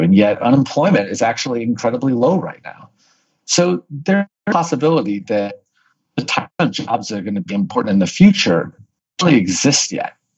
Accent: St. Louis, Missouri, United States; born and raised in St. Louis, Missouri

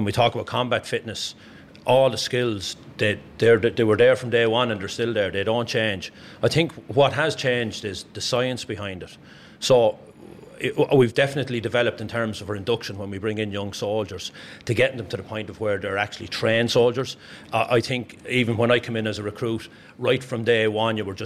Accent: the Curragh, County Kildare, Ireland; I was born here in the Curra. I've lived here all my life.

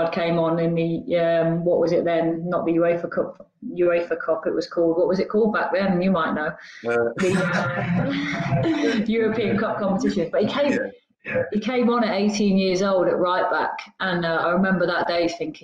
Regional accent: Torquay, South West England, United Kingdom; moved away; I grew up in Torquay on an estate called Whatcombe

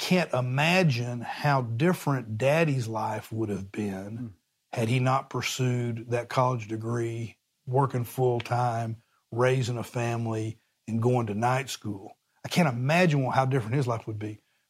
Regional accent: Oklahoma City, Oklahoma, United States; born there; I was born in Oklahoma City. My parents were both from Oklahoma. I was born in Oklahoma City, as was my brother, also a Baylor grad, 2 years after me.

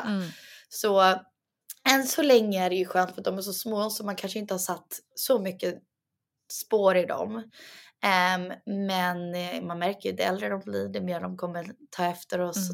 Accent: Sweden; jag och Douglas pratar ju egentligen svenska med varandra för vi mm. båda är svenskar

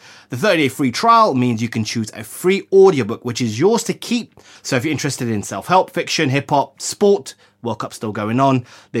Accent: India; I'm Indian. That's what it's born in me.

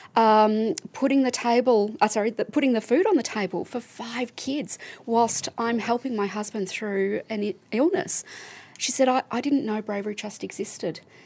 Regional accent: Melbourne, Victoria, Australia; I'm from Melbourne

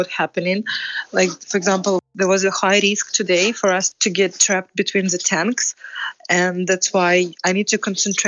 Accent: Donetsk, Donetsk Oblast, Ukraine; moved away; I'm originally from Donetsk

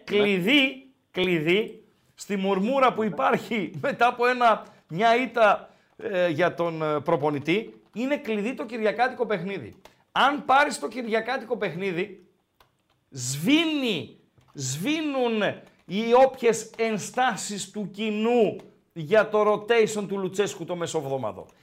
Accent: Komotini, East Macedonia and Thrace, Greece; Και εμένα η πατρίδα μου είναι η κομμωτινή.

